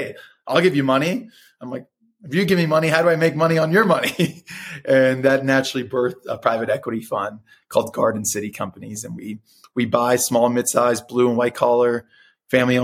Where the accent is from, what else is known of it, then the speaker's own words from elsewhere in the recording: Miami, Florida, United States; first language Spanish; English is a second language; I was born in Miami, Florida, from two really hardworking, lower income parents